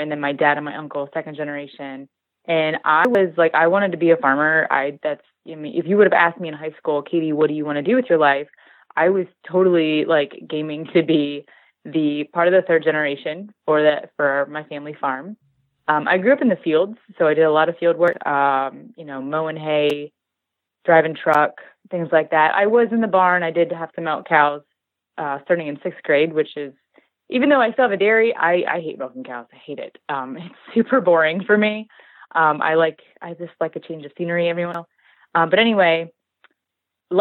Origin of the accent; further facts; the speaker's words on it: Mill Hall, Pennsylvania, United States; now in Maryland, United States; I grew up in Pennsylvania, so I actually grew up in Mill Hall, Lock Haven area